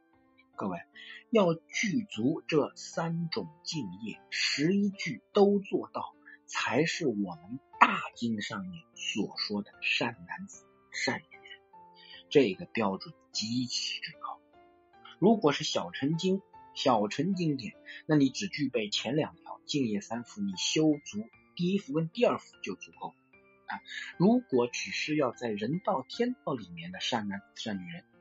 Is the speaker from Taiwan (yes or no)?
no; China; 我们中国人有文化，中华文化在孝这一块是没有代沟。